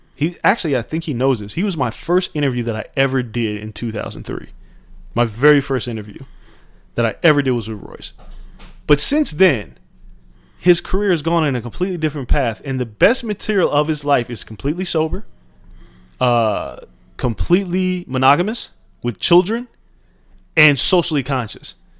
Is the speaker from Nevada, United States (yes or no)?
yes; Las Vegas, Nevada, United States; growing up in Vegas in the 90s